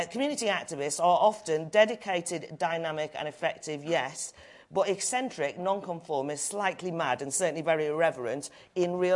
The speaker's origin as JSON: {"language": "English", "region": "North Wales", "country": "United Kingdom", "moved": "yes", "lives_now": "London, United Kingdom", "said": "I'm from North Wales, small community, was parochial, interfering, narrow. I moved away to live in London"}